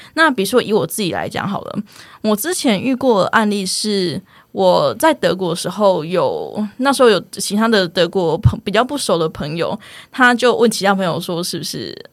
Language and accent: Chinese; Taiwan; accent: Taiwanese Hokkien; first language Taiwanese Hokkien; Chinese is a second language; 我是讲闽南语出生的，台语出生的